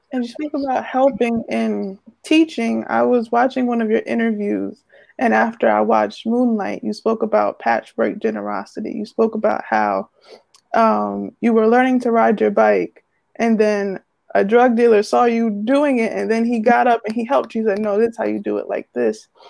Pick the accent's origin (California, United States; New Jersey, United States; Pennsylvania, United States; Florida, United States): New Jersey, United States; Irvington; I'm from Irvington, New Jersey